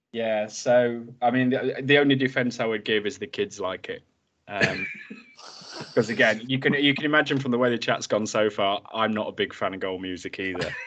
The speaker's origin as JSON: {"language": "English", "town": "Grimsby", "region": "Yorkshire and the Humber", "country": "United Kingdom", "said": "I'm from Grimsby as well"}